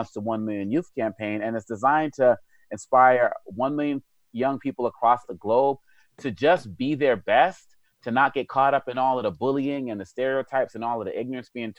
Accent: Boston, Massachusetts, United States; when I was a kid, you know, growing up in Boston with this African name and African background

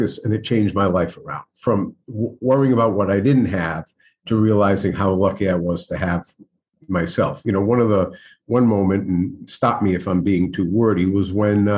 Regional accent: Providence, Rhode Island, United States; I grew up in Providence, in South Providence. I'm a product of Providence Public Schools

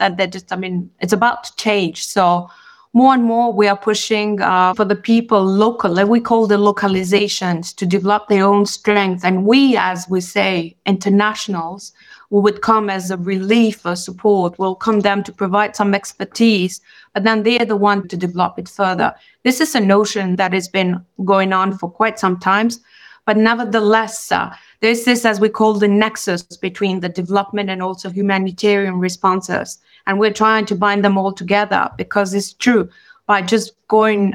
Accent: Kosovo; moved away as an adult; now in Geneva, Switzerland; I'm from Kosovo and I've been myself a refugee. So I landed in Switzerland in 92. I was in the class, I was 18 years old

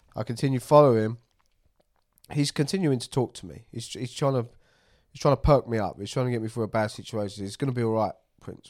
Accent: United Kingdom; near London

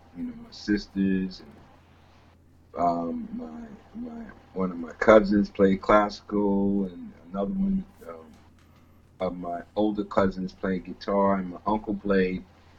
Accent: Greenburgh, New York, United States; We grew up in a small town called Greenberg, New York, which is a township of White Plains.

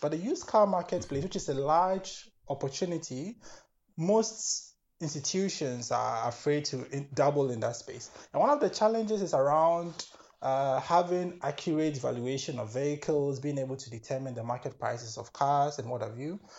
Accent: Ghana; moved away as an adult; also born or lived in Kenya / United Kingdom; now in Germany; I'm originally from Ghana, born, raised, school there

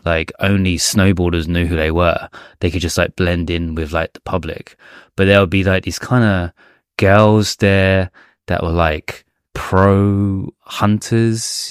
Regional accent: England, United Kingdom; now in Japan; our home, my home country, England

